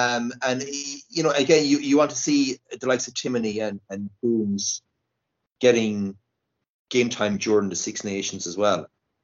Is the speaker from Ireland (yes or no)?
yes; Munster, Ireland; even though we're from Munster